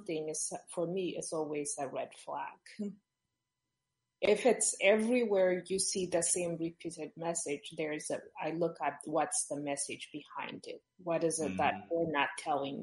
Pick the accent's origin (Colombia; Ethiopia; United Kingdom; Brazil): Ethiopia; now in United States; I'm from Ethiopia